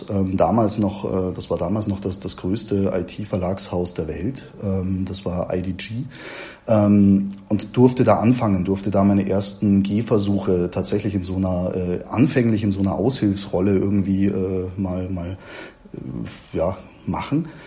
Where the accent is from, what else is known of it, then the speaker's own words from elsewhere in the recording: Munich, Bavaria, Germany; born there; kam ich dann eben auch wieder hier zurück nach München in, in meine Geburtsstadt